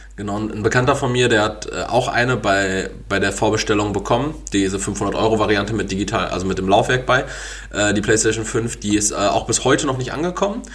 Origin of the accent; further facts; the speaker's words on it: Essen, North Rhine-Westphalia, Germany; Ich bin aus Essen